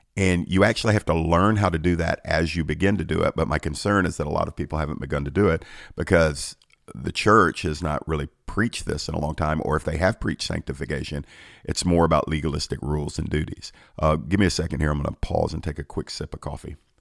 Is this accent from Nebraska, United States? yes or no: no; Georgia, United States; my home state of Georgia